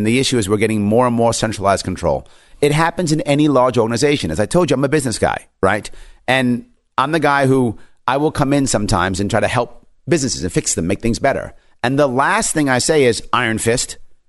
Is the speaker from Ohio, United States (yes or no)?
no; New York, United States; I'm born and raised in New York State. My family and friends are in New York State. I love my state.